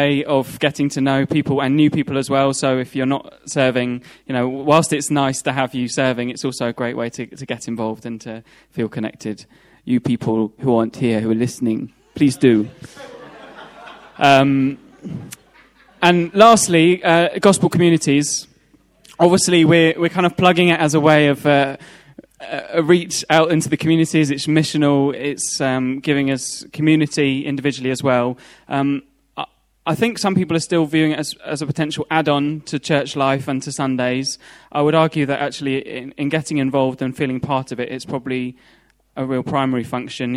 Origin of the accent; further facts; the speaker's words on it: Leicester, East Midlands, United Kingdom; now in London, United Kingdom; I'm from Leicester.